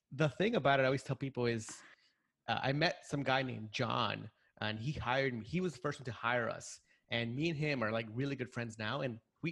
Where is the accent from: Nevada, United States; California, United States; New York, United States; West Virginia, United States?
New York, United States; New York City; I grew up here in New York